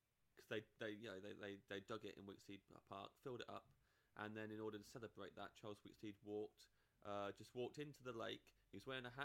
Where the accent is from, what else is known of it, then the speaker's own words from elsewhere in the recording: Kettering, East Midlands, United Kingdom; We grew up in a place that I think is more fun than it thinks it is. But definitely the kind of motto is that it's a dump and it's not good and Kettering's not good